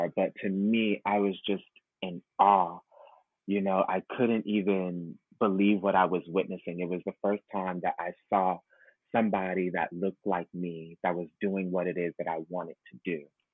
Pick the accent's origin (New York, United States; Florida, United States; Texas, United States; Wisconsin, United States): New York, United States; New York City; I was born and raised in Brooklyn, New York, Bed-Stuy